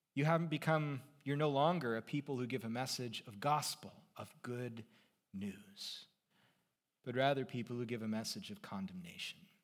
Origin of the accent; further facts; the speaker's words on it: Seattle, Washington, United States; moved away; also born or lived in Los Angeles; So I, I grew up in the Seattle area, and then I lived in Los Angeles for a number of years, twice.